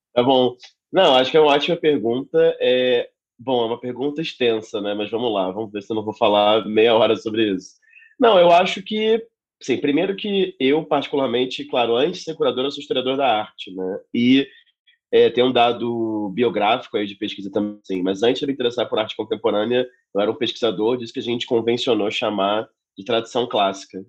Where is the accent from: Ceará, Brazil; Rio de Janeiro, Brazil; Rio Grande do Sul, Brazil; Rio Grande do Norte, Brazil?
Rio de Janeiro, Brazil; moved away as an adult; now in São Paulo, Brazil; Sou nascido e criado no Rio de Janeiro